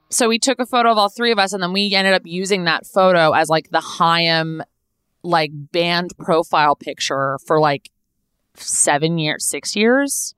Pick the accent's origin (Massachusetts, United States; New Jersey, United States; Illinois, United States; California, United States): California, United States; Los Angeles; I was born and raised here. I was born in Tarzana, California. I grew up in the Valley.